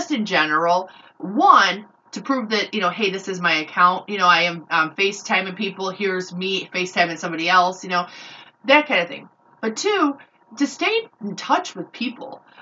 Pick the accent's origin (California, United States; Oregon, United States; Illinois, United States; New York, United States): Illinois, United States; Chicago; I grew up in Chicago, and my neighborhood that I lived in was I would say 70 to 80% African American, and we had it was a pretty good mix.